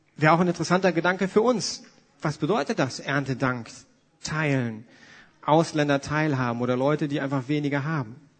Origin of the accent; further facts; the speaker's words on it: Germany; für uns Deutsche